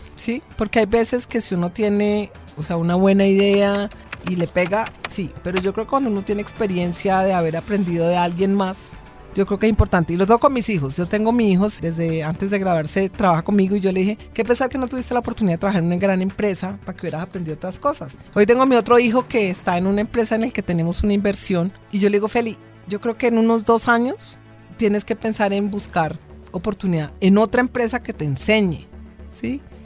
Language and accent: Spanish; Cali, Valle del Cauca, Colombia; moved away as an adult; now in Bogotá, Colombia; vengo de Cali, yo soy caleña